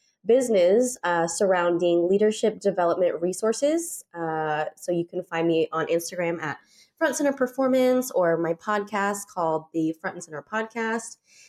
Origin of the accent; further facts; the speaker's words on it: Texas, United States; I'm from Texas.